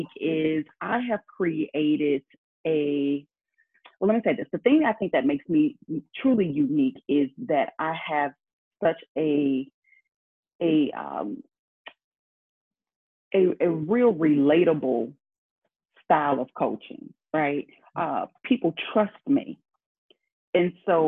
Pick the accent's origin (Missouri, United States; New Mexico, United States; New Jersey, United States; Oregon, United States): Missouri, United States; St. Louis; I'm from St. Louis